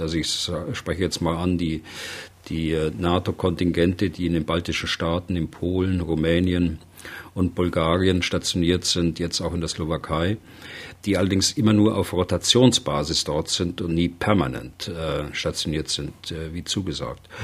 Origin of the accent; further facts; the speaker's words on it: Germany; bei uns in Deutschland